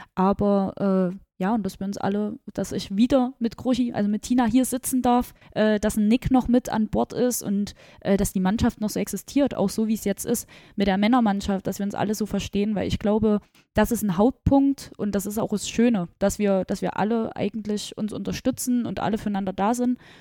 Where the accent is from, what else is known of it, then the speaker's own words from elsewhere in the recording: Gera, Thuringia, Germany; ich komme ja äh, gebürtig aus Gera